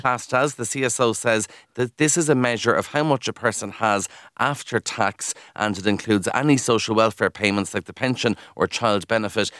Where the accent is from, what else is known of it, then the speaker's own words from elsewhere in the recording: Kildare, Leinster, Ireland; I'm from Kildare